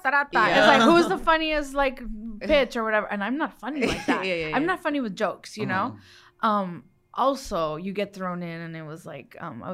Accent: Los Mochis, Sinaloa, Mexico; born there; I was born in Los Mochis, Sinaloa, land of the sea turtles. Where they caught El Chapo.

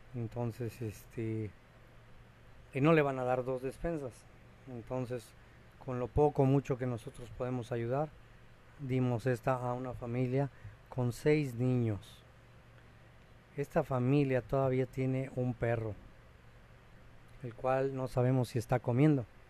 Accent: Mexico; now in Cancún, Mexico; uno como mexicano

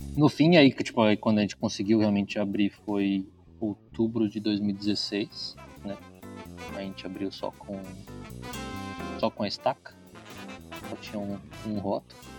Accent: Bragança Paulista, São Paulo, Brazil; moved away as an adult; now in Campinas, Brazil; Eu sou de Bragança Paulista

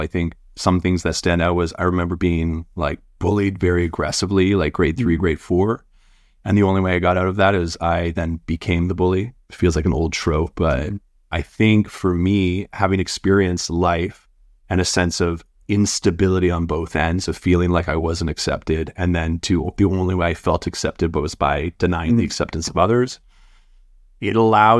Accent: North Vancouver, British Columbia, Canada; Like, I grew up in North Van, and my dad's an Australian immigrant and my mom's French Canadian.

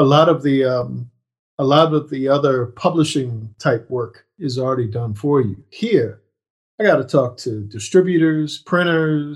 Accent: right outside of Annapolis, Maryland, United States; based in my hometown right outside of Annapolis, Maryland

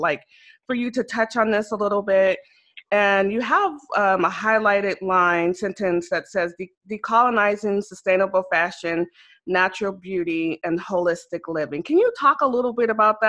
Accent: Riverside, California, United States; Born in Riverside

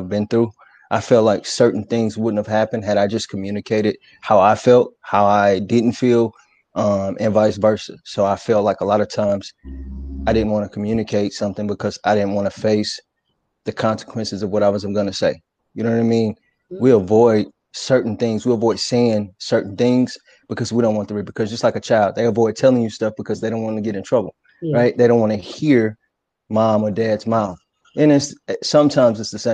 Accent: Fairview Heights, Illinois, United States; I'm from Fairview Heights. I've been in the area, man, for about 20 years

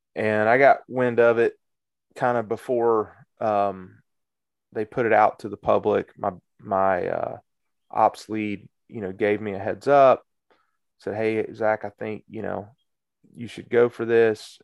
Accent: Cedartown, Georgia, United States; also born or lived in Marietta, Georgia; I'm from Cedar Town

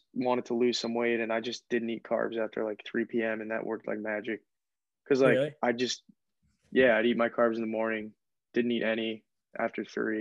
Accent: Rye, New York, United States; I'm from Rye, New York. Lived there my entire life. Went to Rye High School

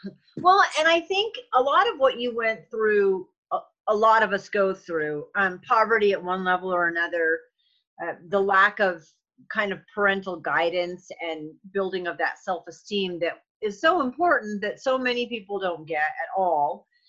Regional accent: New England, United States; I grew up in New England

